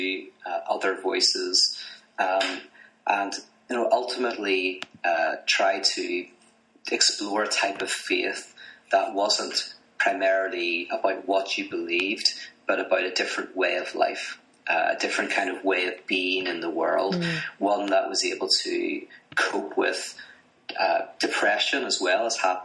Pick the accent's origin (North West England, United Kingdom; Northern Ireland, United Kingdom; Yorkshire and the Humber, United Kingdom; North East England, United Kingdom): Northern Ireland, United Kingdom; Belfast; moved away as an adult; now in United States; I'm from Belfast, Northern Ireland originally, currently living in America